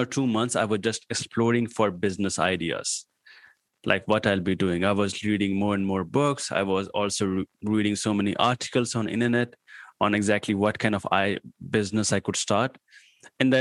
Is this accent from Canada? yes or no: no; Patna, Bihar, India; English is a second language; moved away as an adult; also born or lived in New Delhi / Greater Noida; now in Pune, India; my hometown was, like, there was a small town over here in India called Patna